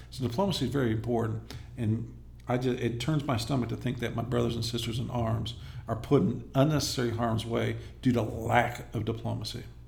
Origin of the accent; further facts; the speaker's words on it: Inglewood, California, United States; moved away as an adult; I'm originally from Inglewood, California. Okay. I, le- I left there in uh, 1987 to join the Army at the age of 19